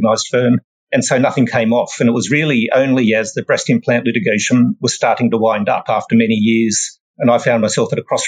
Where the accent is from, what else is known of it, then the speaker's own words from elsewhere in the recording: Sydney, New South Wales, Australia; moved away as an adult; now in United Kingdom; I was born and raised in Sydney, Australia. Sydney's my hometown